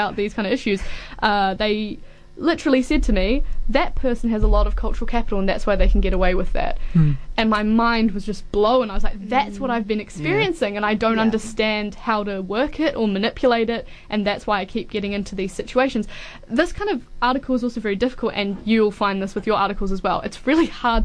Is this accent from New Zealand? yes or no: yes; Auckland, New Zealand; moved away as an adult; now in Dunedin, New Zealand; I'm from Auckland originally, so I came from that down to here